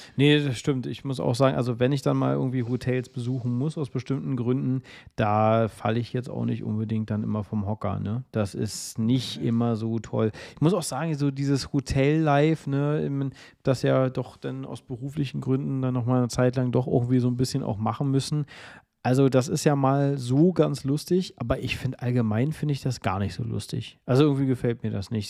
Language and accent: German; Berlin, Germany; ich bin ja Berliner, also wirklich hier auch geboren und groß geworden